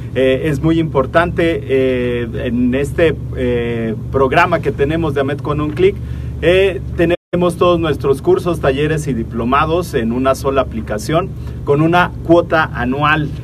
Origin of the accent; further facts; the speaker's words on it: Oaxaca, Mexico; nosotros que somos de Oaxaca